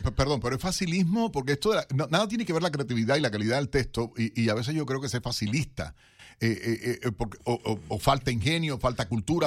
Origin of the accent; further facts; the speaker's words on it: eastern Venezuela, Venezuela; desde el oriente